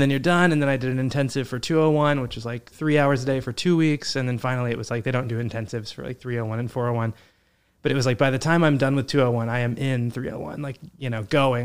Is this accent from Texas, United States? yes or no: yes; Midland, Texas, United States; moved away as an adult; also born or lived in Fort Worth, Texas; now in New York, United States; I grew up in Midland, Texas